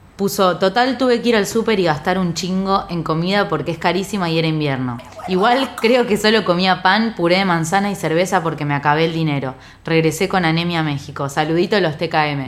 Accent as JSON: {"language": "Spanish", "country": "Argentina", "said": "soy de Argentina"}